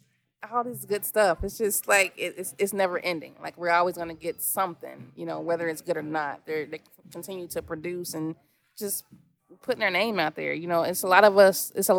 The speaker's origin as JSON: {"language": "English", "town": "Cincinnati", "region": "Ohio", "country": "United States", "tie": "born or raised there"}